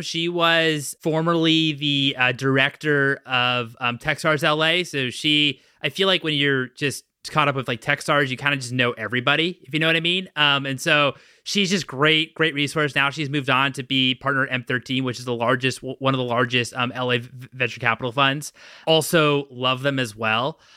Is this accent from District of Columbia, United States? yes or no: yes; Washington, District of Columbia, United States; now in Los Angeles, United States; I'm from Washington, D C originally